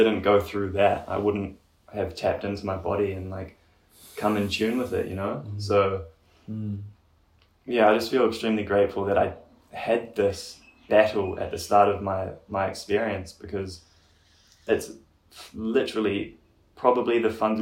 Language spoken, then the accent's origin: English; Gisborne, New Zealand; I'm from Gizzy, so Gisborne, east coast of New Zealand